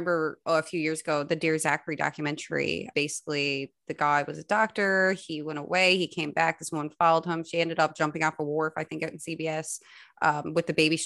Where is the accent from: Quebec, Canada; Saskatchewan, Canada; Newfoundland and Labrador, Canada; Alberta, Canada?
Newfoundland and Labrador, Canada; Spaniard's Bay; I'm from Spanish Bay